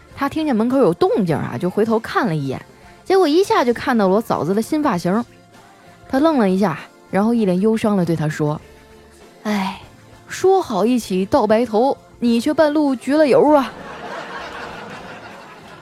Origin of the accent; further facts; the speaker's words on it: Northeast China, China; 我们东北人呢，都爱讨个吉利